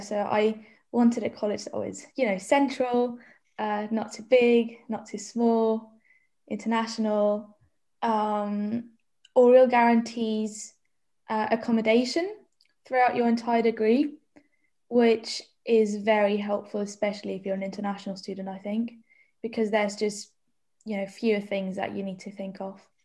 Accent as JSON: {"language": "English", "country": "Germany", "moved": "as an adult", "lives_now": "Oxford, United Kingdom", "said": "I'm from Germany"}